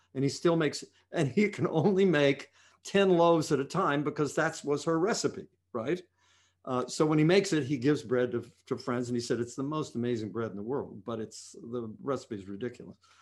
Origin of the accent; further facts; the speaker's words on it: West Virginia, United States; I grew up in a restaurant. My dad owned a restaurant in my hometown, in West Virginia